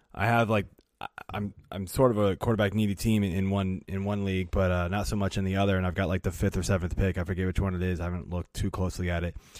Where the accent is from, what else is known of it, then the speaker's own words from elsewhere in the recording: Burke, Virginia, United States; moved away as an adult; also born or lived in Blacksburg, Virginia / Woodbridge, Virginia; now in Olney, Maryland, United States; I grew up in Northern Virginia